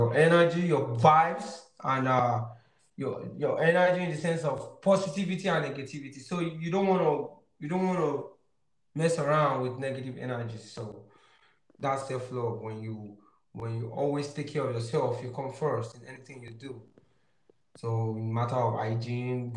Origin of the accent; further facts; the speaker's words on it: Nigeria; I'm from Africa, from Nigeria